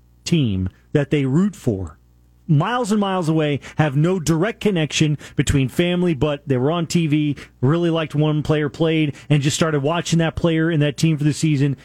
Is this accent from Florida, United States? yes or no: yes; Orlando, Florida, United States; I grew up in Orlando